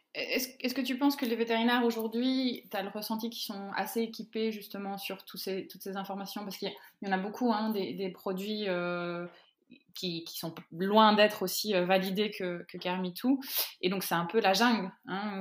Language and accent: French; France; nous, de notre côté, hein, en tant que Français